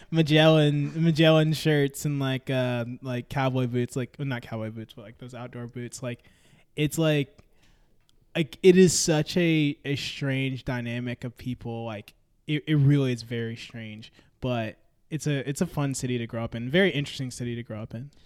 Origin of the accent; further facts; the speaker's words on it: Memphis, Tennessee, United States; moved away as an adult; now in Nashville, United States; I'm originally from Memphis, Tennessee.